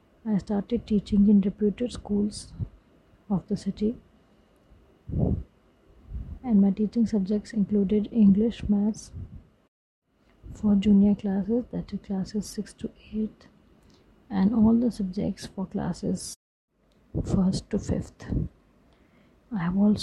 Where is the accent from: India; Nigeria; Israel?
India; Lucknow, Uttar Pradesh; born and brought up in Lucknow